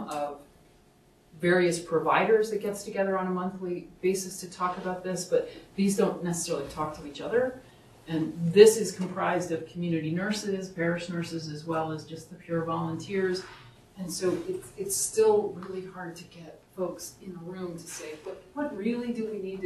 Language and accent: English; Southern Virginia, United States; now in Upper Valley, United States; where I grew up in Southern Virginia